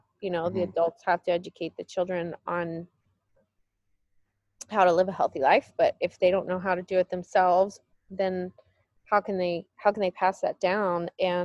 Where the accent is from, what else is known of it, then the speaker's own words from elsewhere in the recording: El Paso, Texas, United States; growing up in El Paso